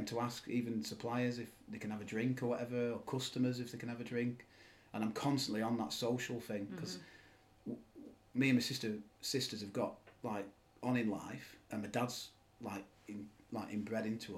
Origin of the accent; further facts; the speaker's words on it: Silverdale, North West England, United Kingdom; also born or lived in Morecambe; had a really good childhood in Silverdale, growing up in Silverdale